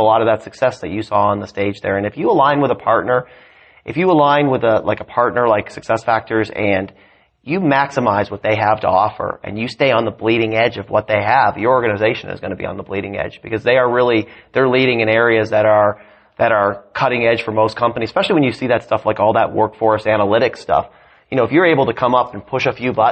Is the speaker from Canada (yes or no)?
yes; Canada; I'm a dual citizen. I grew up in Canada